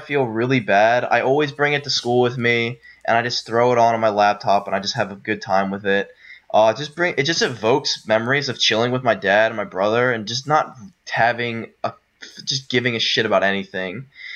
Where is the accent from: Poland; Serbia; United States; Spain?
United States; Pennsylvania; also born or lived in Maryland; we're originally from Pennsylvania, and our dad moved to Maryland for his job